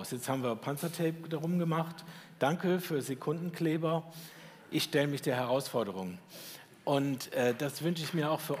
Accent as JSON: {"language": "German", "town": "Schwäbisch Hall", "region": "Baden-Württemberg", "country": "Germany", "said": "Ich weiß, ich komme aus Schwäbisch Hall, das hört man, ne?"}